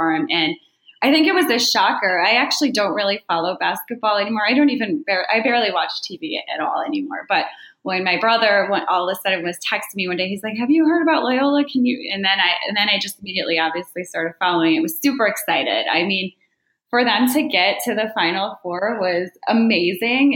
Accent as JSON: {"language": "English", "town": "Chicago", "region": "Illinois", "country": "United States", "tie": "born or raised there", "moved": "as an adult", "lives_now": "New Jersey, United States", "said": "I'm born and raised in Chicago"}